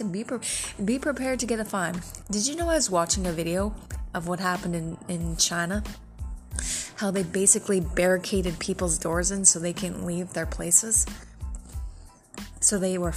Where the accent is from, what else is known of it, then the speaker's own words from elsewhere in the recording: Canada; as a Canadian citizen myself